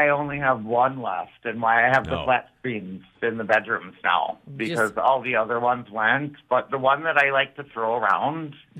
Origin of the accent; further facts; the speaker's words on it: Hartford, Connecticut, United States; I mean, obviously I'm from Hartford because I don't say buttons. I say buttons.